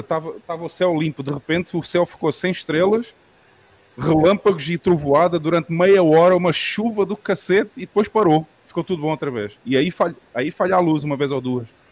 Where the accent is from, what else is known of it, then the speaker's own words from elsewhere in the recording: Portimão, Algarve, Portugal; Lá na minha cidade, em Portugal